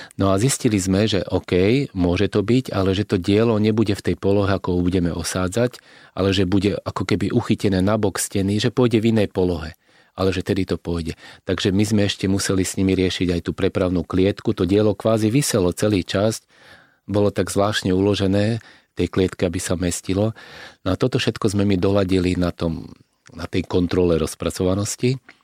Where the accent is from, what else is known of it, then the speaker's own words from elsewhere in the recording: Slovakia; my sme Slováci